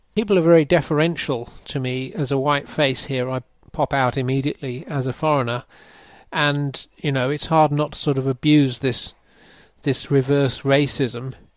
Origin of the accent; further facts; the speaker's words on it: England, United Kingdom; accent: English; moved away as an adult; also born or lived in Denmark / Germany; now in Bangladesh; I am an Englishman. I grew up mostly in the UK